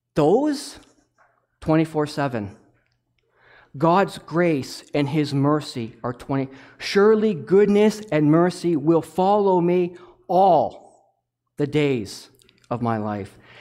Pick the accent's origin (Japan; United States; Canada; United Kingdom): Canada; Toronto, Ontario; now in Zurich, Canada; I'm from Toronto